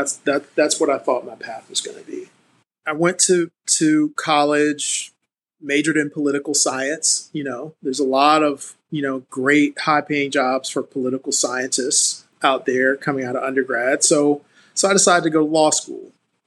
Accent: Savannah, Georgia, United States; I grew up in Savannah, Georgia, oldest of three kids.

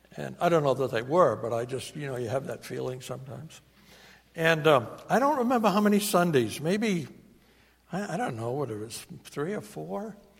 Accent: New England, United States; accent: New England; my New England accent

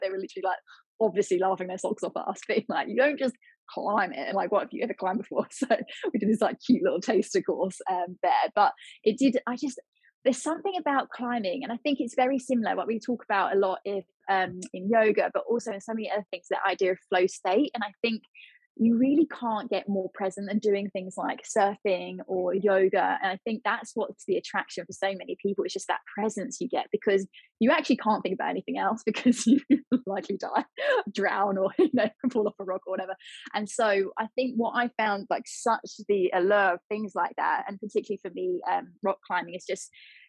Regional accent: Portsmouth, South East England, United Kingdom; My dad was a sailor, he was in the Navy, and I grew up in Portsmouth for a little bit of my life.

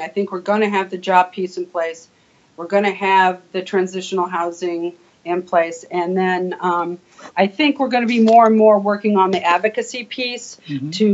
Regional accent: Ontario, California, United States; moved away as an adult; also born or lived in Illinois; now in Wisconsin, United States; I was in Ontario, California, born and raised

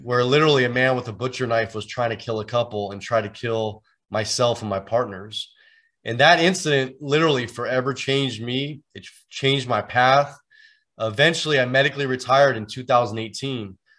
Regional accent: San Francisco Bay Area, California, United States; I'm actually originally from the Bay Area here in Northern California.

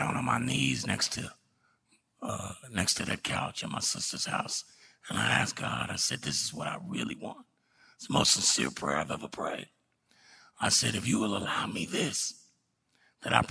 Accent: Dallas, Texas, United States; I was born in West Dallas

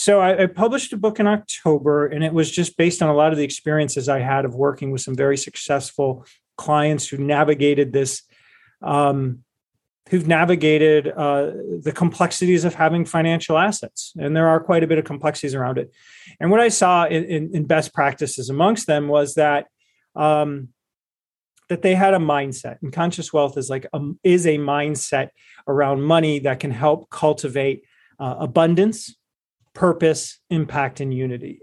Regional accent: Cleveland, Ohio, United States; I was from Cleveland, I am from Cleveland, Ohio. We gr, you know, and we grew up in a family

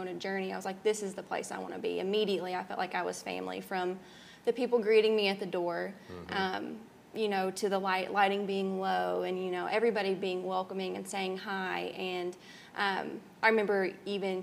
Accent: Murray, United States; I love growing up in Murray

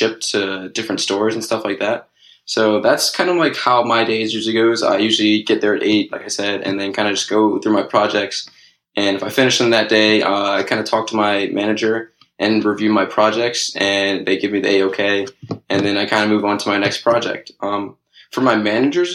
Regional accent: Pikesville, Maryland, United States; moved away as an adult; now in Los Angeles, United States; I'm in LA right now, but actually I'm originally from Pikesville, Maryland

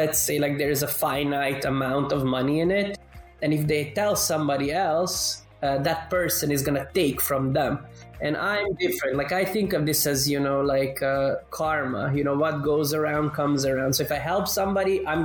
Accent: Canada; now in Europe; I grew up in Canada, but then I moved to Europe.

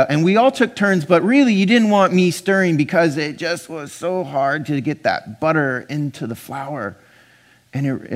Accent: Pasadena, California, United States; now in Portland, United States; I grew up in Pasadena, California

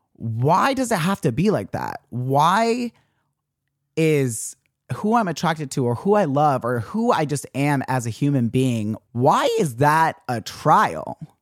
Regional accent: Utah, United States; growing up Mormon and growing up in Utah

